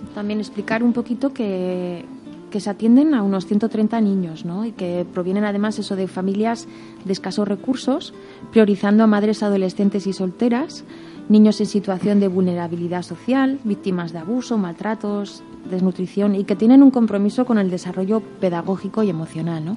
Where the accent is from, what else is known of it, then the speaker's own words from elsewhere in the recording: Berriozar, Navarre, Spain; en mi pueblo, en Berriozar